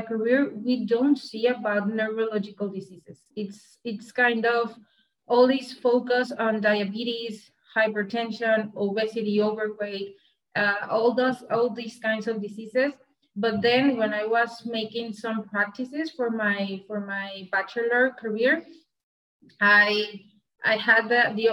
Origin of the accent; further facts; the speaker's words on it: Monterrey, Nuevo León, Mexico; I'm from Monterrey, Mexico. From the state of Nuevo León. Here is my region.